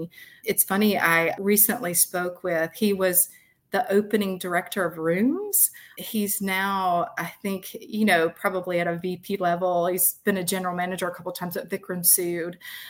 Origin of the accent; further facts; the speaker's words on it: the South, United States; as a young woman who was kind of born and raised in the South